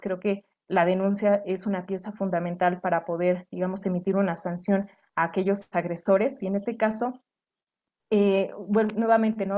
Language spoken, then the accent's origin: Spanish; Mexico; como residentes mexicanos o, por ejemplo, en este caso, eh, desde el Estado de México, desde Tlaxcala y desde diferentes entidades de nuestro país